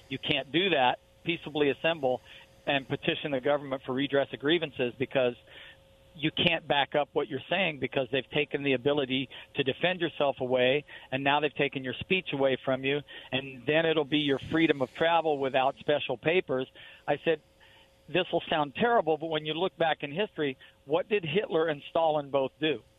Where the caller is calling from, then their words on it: Boardman, Oregon, United States; Hey, Rob, it's … I'm over by Boardman.